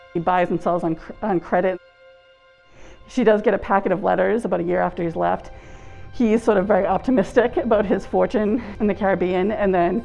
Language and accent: English; South Shore, Massachusetts, United States; I'm from the South Shore